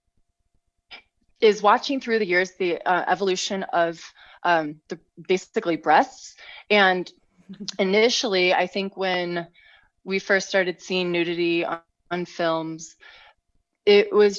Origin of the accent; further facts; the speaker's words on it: St. Louis, Missouri, United States; I grew up in St. Louis, so not far from Chicago, and we in a Catholic family.